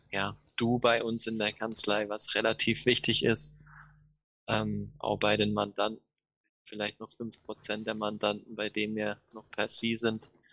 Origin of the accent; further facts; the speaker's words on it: Offenburg, Baden-Württemberg, Germany; Ich komme aus Offenburg. Ähm, das liegt zwischen Freiburg und Karlsruhe, Süden Deutschland.